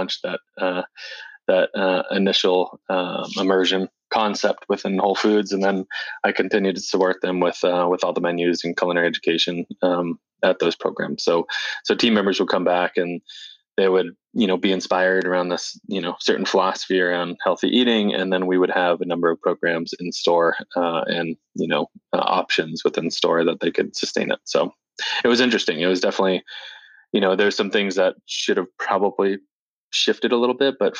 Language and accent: English; Portsmouth, New Hampshire, United States; we're both from New Hampshire. So we grew up in Portsmouth, New Hampshire, outside of Portsmouth, Hampton, Portsmouth, New Hampshire